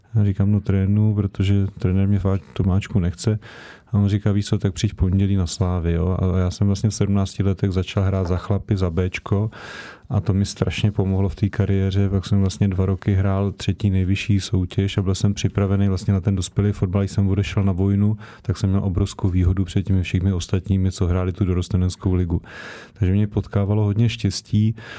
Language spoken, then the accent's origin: Czech; Prague, Czechia; jsem se narodil eh, kilometr od Slávě, od 6 let jsem tam jako odchovanec chodil, hrál jsem tam v podstatě do 37 let